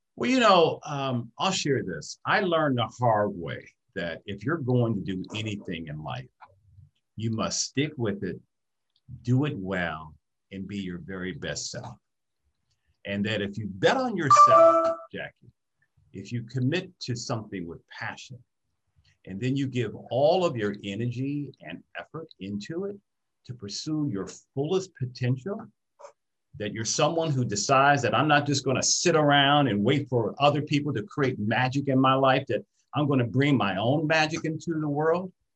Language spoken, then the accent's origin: English; Detroit, Michigan, United States; I grew up in Detroit, Michigan